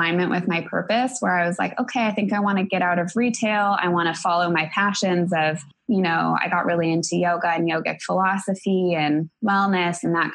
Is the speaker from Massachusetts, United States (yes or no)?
no; Denver, Colorado, United States; moved away as an adult; also born or lived in Atlanta, Georgia / Minneapolis, Minnesota; I grew up in Denver, Colorado